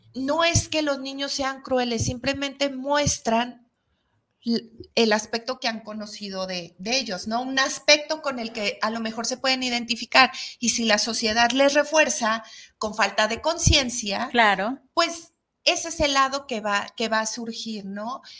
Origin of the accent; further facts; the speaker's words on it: Mexico; somos los mexicanos